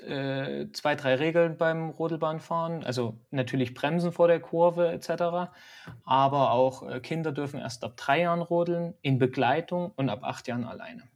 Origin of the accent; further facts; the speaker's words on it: Dresden, Saxony, Germany; also born or lived in Nuremberg / Altenberg; now in Hesse, Germany; ich komme eigentlich aus Dresden und bin auch über Altenberg nach, äh, nach Hessen gekommen